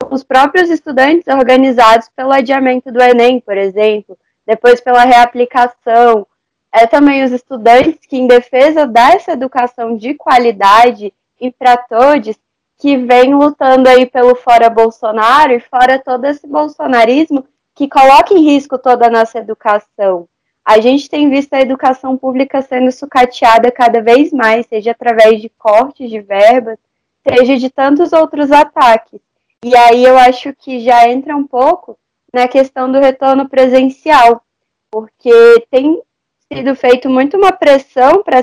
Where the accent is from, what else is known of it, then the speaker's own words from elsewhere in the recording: Federal District, Brazil; eu tenho 17 anos, eu estou no terceiro ano do ensino médio, eu sou do Distrito Federal